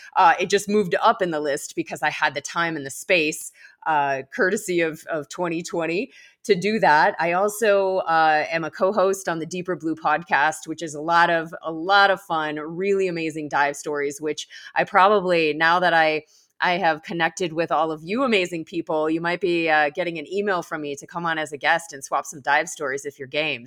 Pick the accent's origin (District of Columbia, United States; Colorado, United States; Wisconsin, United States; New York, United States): Colorado, United States; I hail from Colorado.